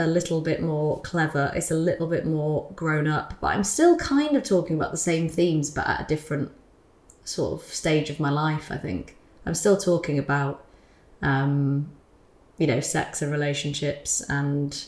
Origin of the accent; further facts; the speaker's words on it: United Kingdom; as a British person